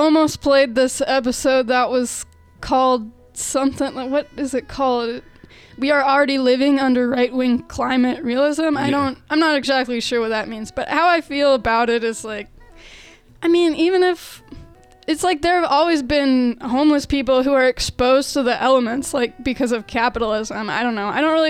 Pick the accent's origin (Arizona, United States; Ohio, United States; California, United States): Arizona, United States; Phoenix; I'm from Phoenix